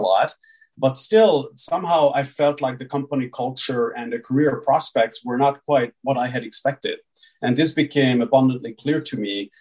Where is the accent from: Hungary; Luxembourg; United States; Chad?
Hungary; I was born and raised in Hungary. So I grew up uh, here